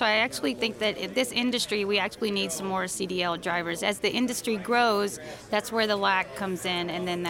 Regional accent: Alabama, United States; moved away as an adult; now in Williston, United States; I'm from Alabama.

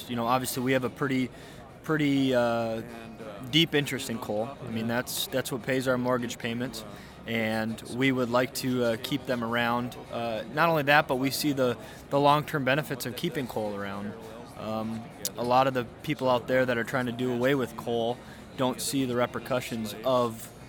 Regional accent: Fargo, North Dakota, United States; moved away as an adult; now in Bismarck, United States; I'm originally from Fargo, North Dakota

